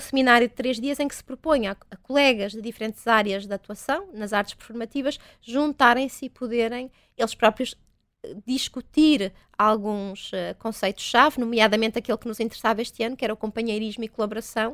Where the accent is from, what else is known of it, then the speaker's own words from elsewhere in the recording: Vila Nova de Famalicão, Norte, Portugal; eu sou do Val do Ave, né? sou de Vila Nova de Famalicão